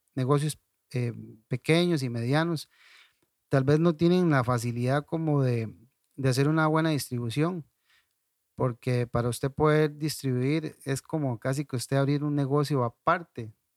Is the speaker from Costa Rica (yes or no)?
yes; Ciudad Quesada, Alajuela, Costa Rica; moved away as an adult; now in La Fortuna, Costa Rica; originalmente soy de Ciudad Quesada, tengo, no sé, como 18 años de estar por acá en, La Fortuna